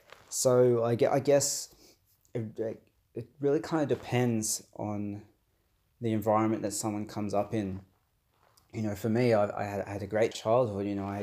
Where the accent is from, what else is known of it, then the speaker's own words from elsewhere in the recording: Australia; also born or lived in Brazil; I'm Brazilian born Australian, so I was adopted from Brazil as a baby. I myself have dark skin, so I'm Afro-Brazilian, adopted by, you know, your white Anglo Aussie parents.